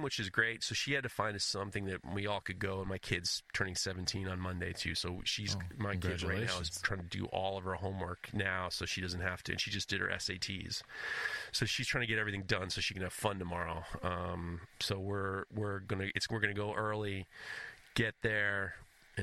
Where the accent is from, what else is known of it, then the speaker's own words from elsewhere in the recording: New York City, New York, United States; being a New Yorker